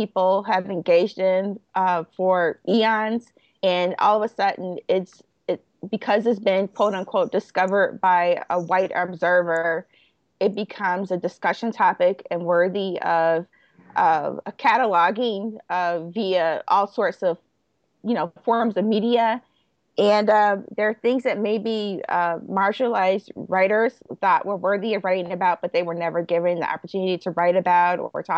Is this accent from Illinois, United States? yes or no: yes; Chicago, Illinois, United States; I grew up in Roseland